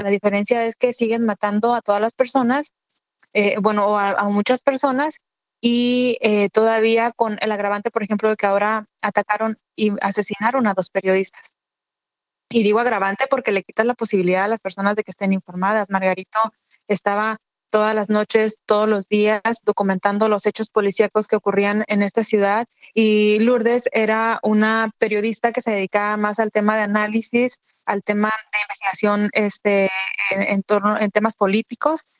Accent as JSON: {"language": "Spanish", "region": "Michoacán", "country": "Mexico", "also_born_or_lived": "Baja California", "moved": "yes", "lives_now": "Tijuana, Mexico", "said": "Yo soy de Michoacán"}